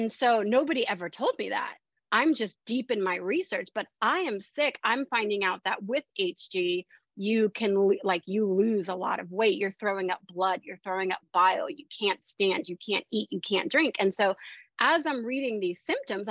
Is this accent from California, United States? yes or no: no; Tampa, Florida, United States; moved away as an adult; also born or lived in Miami, Florida / London, United Kingdom; I'm from the Tampa area